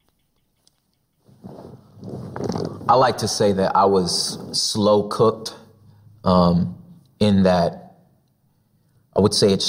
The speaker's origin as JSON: {"language": "English", "town": "West Covina", "region": "California", "country": "United States", "tie": "born or raised there", "also_born_or_lived": "South Central Los Angeles", "said": "my particular story starts 20 minutes outside of that in the San Gabriel Valley in West Covina, La Puente area"}